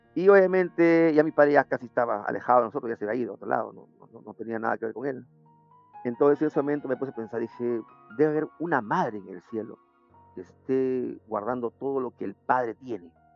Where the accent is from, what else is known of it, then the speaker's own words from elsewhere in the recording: Lima, Peru; mi país es un poco mal visto